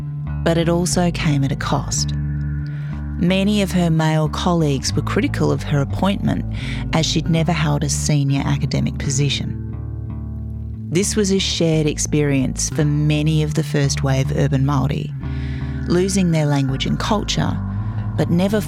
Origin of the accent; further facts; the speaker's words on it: Adelaide, South Australia, Australia; now in Melbourne, Australia; I was born in Melbourne on Wurundjeri land and raised in Adelaide on Kaurna land. My mum instilled a sense of pride in being Māori